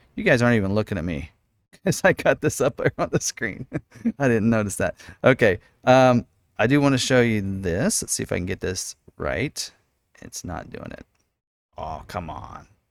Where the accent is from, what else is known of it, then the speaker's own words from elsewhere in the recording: Lawrence, Kansas, United States; born and raised in Lawrence, Kansas, Jayhawk Country